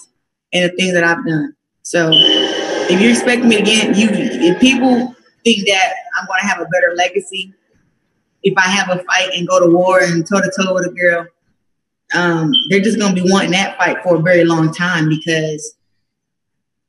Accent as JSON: {"language": "English", "town": "Flint", "region": "Michigan", "country": "United States", "tie": "born or raised there", "said": "my hometown"}